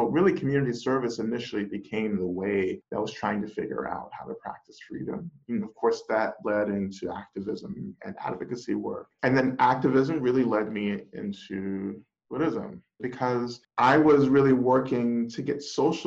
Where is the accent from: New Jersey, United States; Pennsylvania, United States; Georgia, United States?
Georgia, United States; North; moved away as an adult; now in Boston, United States; I grew up in North Georgia, rural North Georgia, and grew up in the black church.